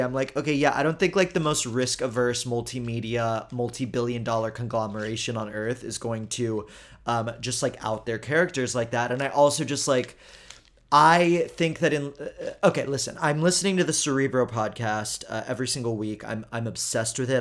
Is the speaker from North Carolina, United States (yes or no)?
no; Houston, Texas, United States; I'm from Houston